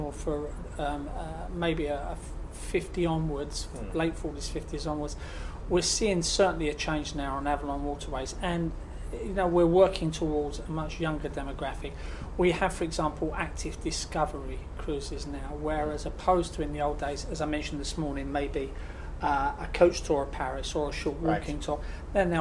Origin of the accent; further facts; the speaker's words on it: United Kingdom; us as British people here in Europe